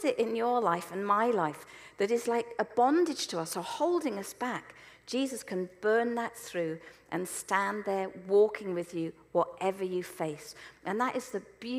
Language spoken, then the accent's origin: English; Selsey, South East England, United Kingdom; where I grew up in Selsey